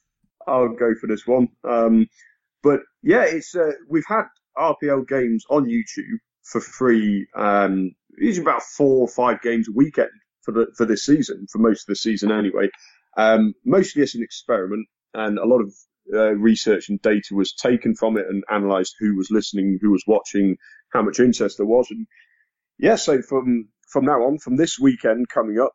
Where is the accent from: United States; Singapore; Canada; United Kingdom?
United Kingdom; England; I'm English